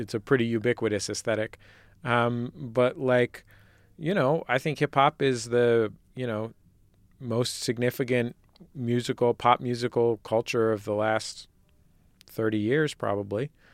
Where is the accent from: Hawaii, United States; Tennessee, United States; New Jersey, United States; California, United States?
California, United States; San Francisco Bay Area; I'm from the Bay, uh, where multiculturalism is presumed.